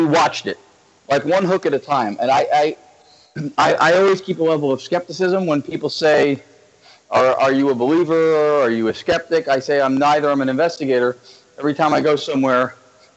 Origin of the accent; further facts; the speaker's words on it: Central or North Central New Jersey, United States; moved away as an adult; also born or lived in Los Angeles; I'm originally from Central or North Central Jersey